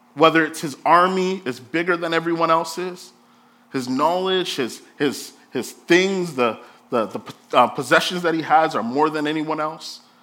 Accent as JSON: {"language": "English", "country": "Jamaica", "said": "I'm Jamaican"}